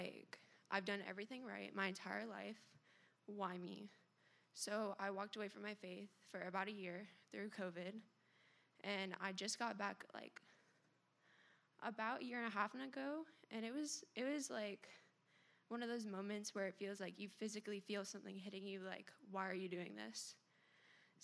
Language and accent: English; Melbourne, Florida, United States; I was born here in Florida, in Melbourne. Grew up in a Christian home